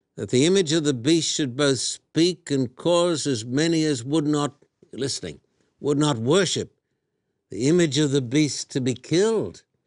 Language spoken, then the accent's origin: English; Australia; moved away; when I was a boy growing up in Australia